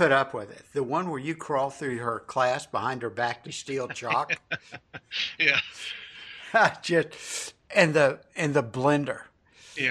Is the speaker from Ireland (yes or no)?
no; Huntington, West Virginia, United States; I'm from the Huntington area